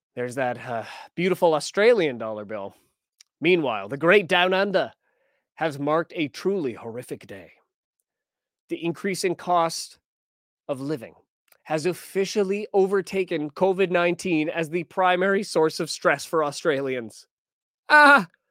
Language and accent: English; Alberta, Canada; now in British Columbia, Canada; I was born in Alberta